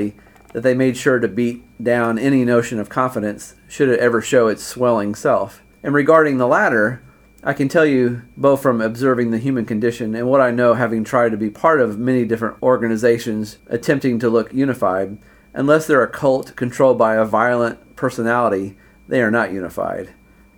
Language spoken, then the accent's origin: English; Indiana, United States; moved away as an adult; also born or lived in China; we Hoosiers are not so special.